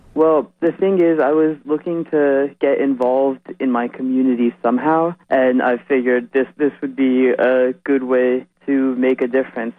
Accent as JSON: {"language": "English", "town": "Edison", "region": "New Jersey", "country": "United States", "said": "I'm from Edison, New Jersey."}